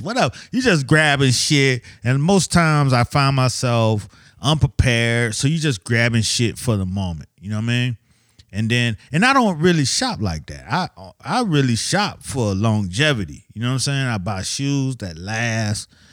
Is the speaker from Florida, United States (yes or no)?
yes; Miami, Florida, United States; moved away; I'm from Miami, so you know what I'm saying? You know, I didn't have fall and winter